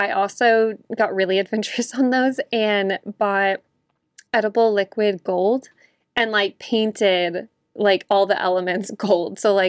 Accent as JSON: {"language": "English", "region": "Texas", "country": "United States", "said": "as a Texan, we do tamales every Christmas morning."}